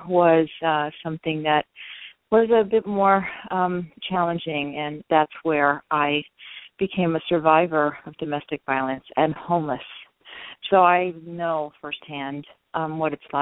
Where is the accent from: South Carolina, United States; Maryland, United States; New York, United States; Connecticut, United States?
Maryland, United States; Baltimore; I'm 100% Hispanic, but I was born here actually in Baltimore, Maryland, in the United States, and I come from Latino family. My mother from Costa Rica, my father from Colombia, South America.